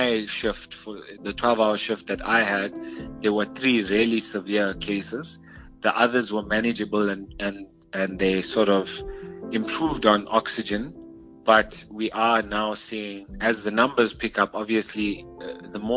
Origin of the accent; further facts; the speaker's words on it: South Africa; us as South African doctors